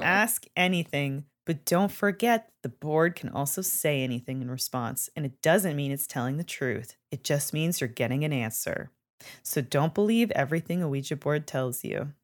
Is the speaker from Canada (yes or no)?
yes; Canada; moved away; I'm from Canada and we learn French all throughout our childhoods and into high school